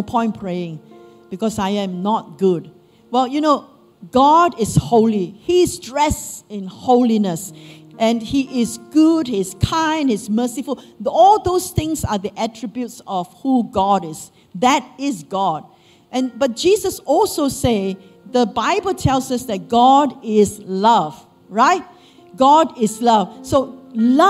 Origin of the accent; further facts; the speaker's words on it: Malaysia; moved away as an adult; as Malaysian Chinese, we will be into Taoism, Buddhism, and all sorts.